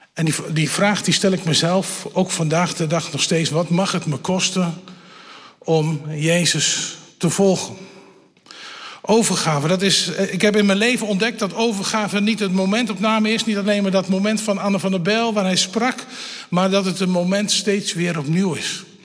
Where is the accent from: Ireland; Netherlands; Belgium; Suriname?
Netherlands; Elburg, Gelderland; Ik kom van de Veluwe, Elburg